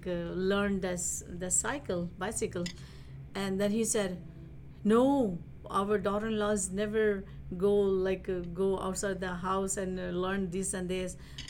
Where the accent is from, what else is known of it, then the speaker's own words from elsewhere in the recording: India; now in United States; Because the first time when I was I flew from India to here, and in the Detroit Metro, after my immigration